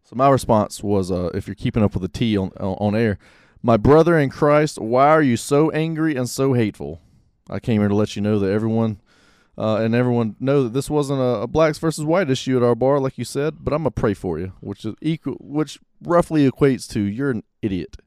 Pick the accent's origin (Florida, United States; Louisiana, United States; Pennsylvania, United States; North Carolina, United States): Florida, United States; Pensacola; now in Monroe, United States; I'm from Pensacola.